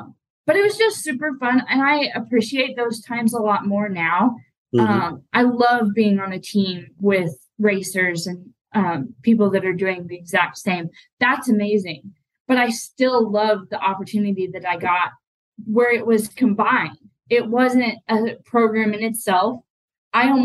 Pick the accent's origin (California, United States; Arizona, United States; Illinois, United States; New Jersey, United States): Arizona, United States; moved away; I was born and raised in Arizona